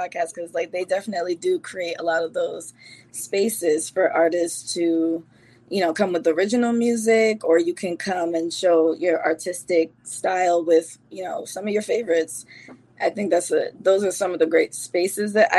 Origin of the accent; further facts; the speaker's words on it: Bridgeport, Connecticut, United States; also born or lived in Bronx, New York, United States / Jamaica; it was Bridgeport at this point home is home for me